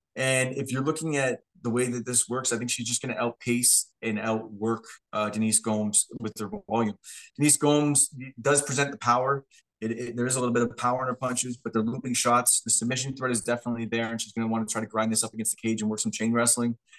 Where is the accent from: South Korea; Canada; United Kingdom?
Canada; we're just from Canada